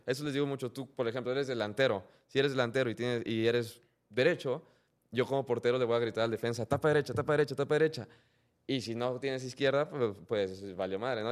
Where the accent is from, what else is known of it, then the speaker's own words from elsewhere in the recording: Mexico; a nosotros como mexicanos